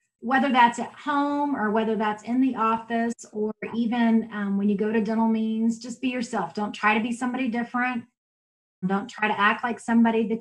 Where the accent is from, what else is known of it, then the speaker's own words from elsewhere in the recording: Texas, United States; moved away as an adult; also born or lived in Oklahoma; now in Yukon, United States; I grew up in Texas, but I came to Oklahoma to go to undergrad.